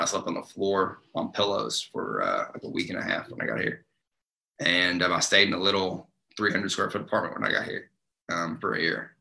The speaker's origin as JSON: {"language": "English", "region": "Eastern Kentucky", "country": "United States", "tie": "born or raised there", "moved": "yes", "said": "I grew up in Eastern Kentucky"}